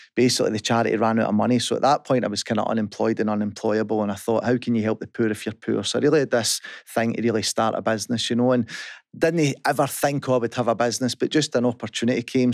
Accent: Kirkintilloch, Scotland, United Kingdom; I was brought up in Kirkentalik

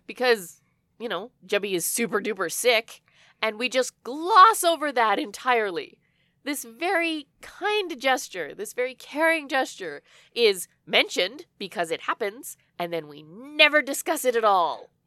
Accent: Canada; we're Canadian

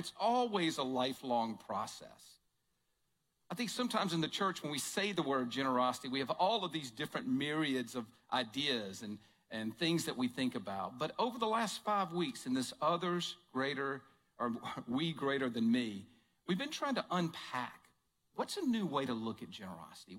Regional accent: Jackson, Mississippi, United States; moved away as an adult; also born or lived in Tupelo, Mississippi; now in Kansas City, United States; I grew up right outside of Jackson, Mississippi

